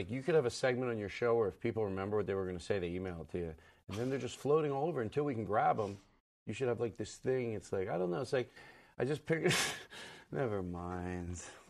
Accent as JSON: {"language": "English", "town": "Valley Forge", "region": "Pennsylvania", "country": "United States", "said": "From Philadelphia originally. Valley Forge, if you want to know exactly."}